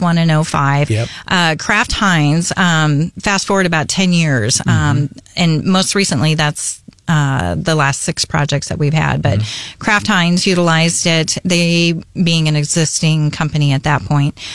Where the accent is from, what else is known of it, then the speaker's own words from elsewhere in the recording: Arizona, United States; moved away as an adult; also born or lived in Flagstaff, Arizona; now in Columbia, United States; born and raised in arizona went to school in flagstaff arizona at nau